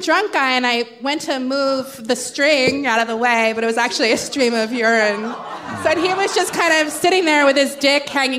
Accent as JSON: {"language": "English", "town": "Jacksonville", "region": "Florida", "country": "United States", "tie": "born or raised there", "said": "I was born in Jacksonville, Florida, which is"}